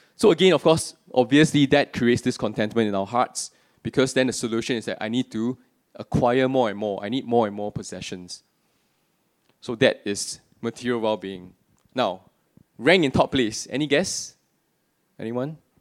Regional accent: Singapore; I'm born and bred in Singapore, except for the few years I was working and studying overseas

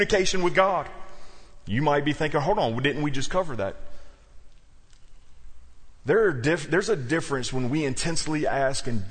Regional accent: South Louisiana, United States; moved away; also born or lived in New Orleans; I was raised in South Louisiana

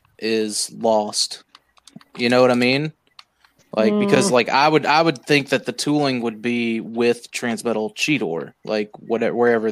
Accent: United States; I'm American

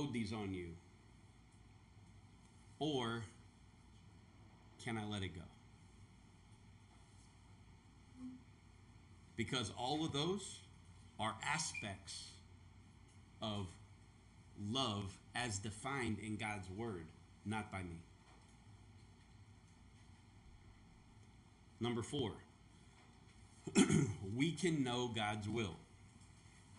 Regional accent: the South, United States; moved away; I was born and raised in the South where they talk about Southern hospitality

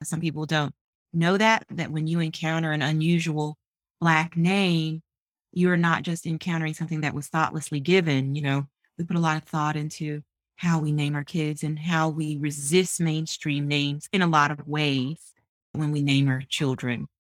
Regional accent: Memphis, Tennessee, United States; now in Washington, DC, United States; born and raised in Memphis, Tennessee.

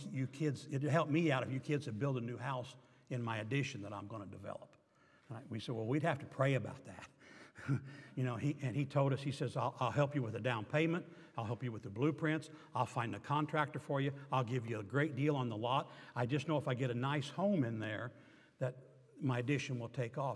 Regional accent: the South, United States; I'm from the South

